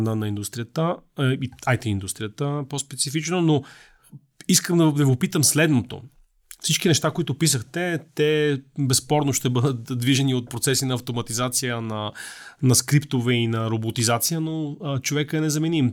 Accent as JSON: {"language": "Bulgarian", "country": "Bulgaria", "said": "ние като българи"}